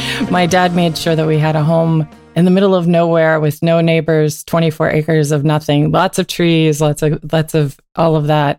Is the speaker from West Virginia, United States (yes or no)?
yes; Coal City, West Virginia, United States; moved away as an adult; also born or lived in Fairmont, West Virginia / Arizona; I grew up right outside of Coal City.